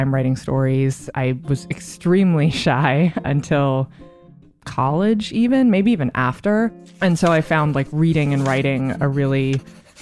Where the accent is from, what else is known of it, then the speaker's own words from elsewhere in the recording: Vancouver, British Columbia, Canada; moved away as an adult; now in New York, United States; I grew up in Vancouver, Canada, until I was 18, and then I moved to New York.